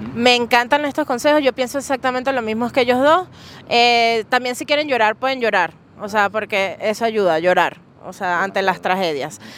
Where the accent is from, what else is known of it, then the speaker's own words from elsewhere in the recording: Venezuela; Yo soy de Venezuela.